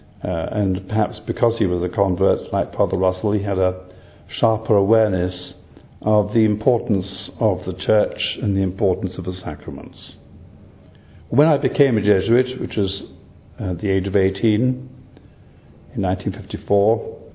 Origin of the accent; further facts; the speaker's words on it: Harrow on the Hill, London, United Kingdom; I'm an Englishman by birth. I was born in the Diocese of Westminster in a place called Harrow on the Hill.